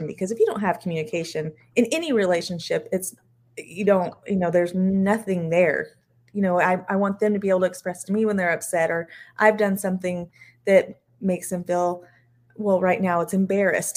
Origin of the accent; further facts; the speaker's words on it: Eastern New Mexico, United States; moved away; I grew up in Eastern New Mexico